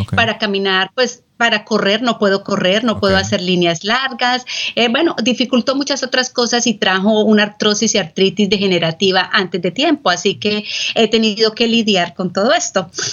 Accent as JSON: {"language": "Spanish", "country": "Colombia", "moved": "as an adult", "lives_now": "San Antonio, United States", "said": "yo soy colombiana"}